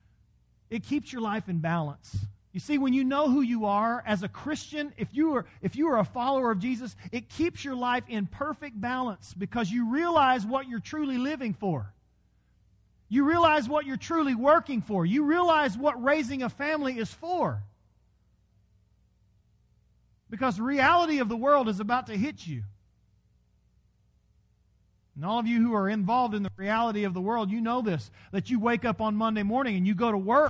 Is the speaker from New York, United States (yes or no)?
no; Texas, United States; accent: Texas; My Texas was coming out in my Irish